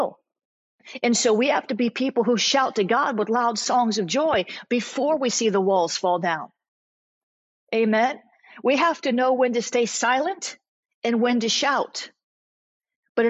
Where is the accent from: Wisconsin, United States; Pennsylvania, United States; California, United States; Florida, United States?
Florida, United States; South; I'm from the South. I'm not Southern. I'm from South Florida, so it's not like the rest of the South